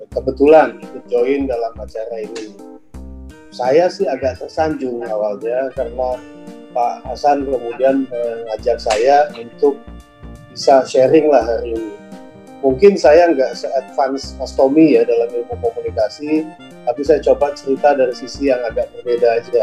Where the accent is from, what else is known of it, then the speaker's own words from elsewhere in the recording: Aceh, Indonesia; Jadi karena saya merasa saya dari Aceh, tentunya saya harus kopi Aceh itu yang paling enak